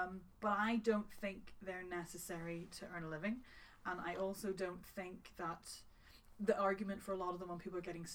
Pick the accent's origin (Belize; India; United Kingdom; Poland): United Kingdom; Northern Ireland; also born or lived in London; now in Manchester, United Kingdom; I'm one of the few Northern Irish female voiceovers of my age with a home studio